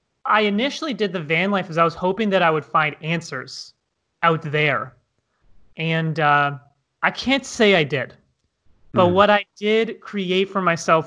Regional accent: Toronto, Ontario, Canada; I'm originally from Toronto, Canada.

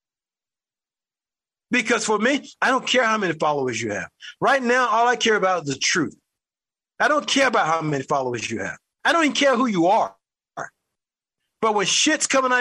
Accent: United States; I'm an American who happened to live in the United States

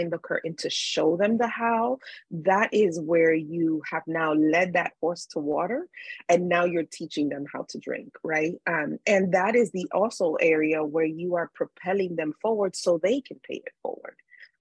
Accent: New York City, New York, United States; I grew up in New York City, which is a very busy, busy city.

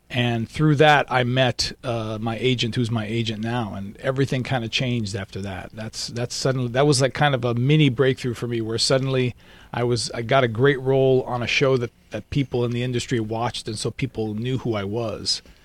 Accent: Miami, Florida, United States; moved away as an adult; now in Los Angeles, United States; I'm Cuban from Miami

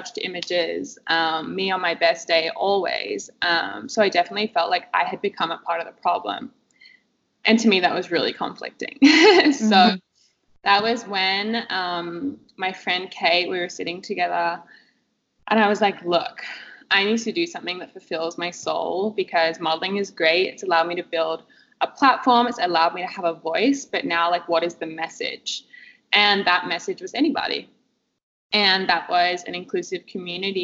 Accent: Perth, Western Australia, Australia; I grew up in Perth, Western Australia

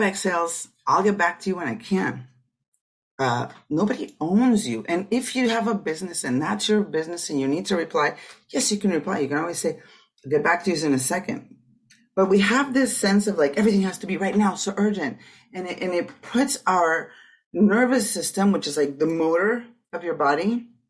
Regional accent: Tijuana, Baja California, Mexico; I grew up in Tijuana, so 16, 17 years old

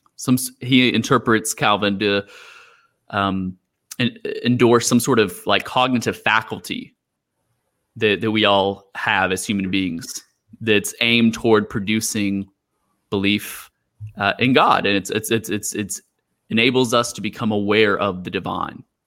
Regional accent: Houston, Texas, United States; moved away as an adult; now in Macau, China; I'm from Houston.

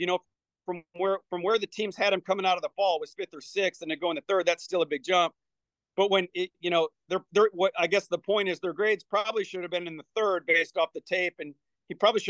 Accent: Michigan, United States; now in Mobile, United States; I grew up in Michigan.

